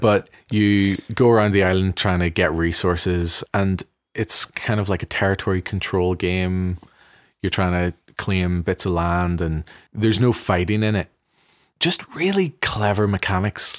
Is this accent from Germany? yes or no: no; Belfast, Northern Ireland, United Kingdom; moved away; me growing up in the Armour Road, it feels to me a very progressive place in Belfast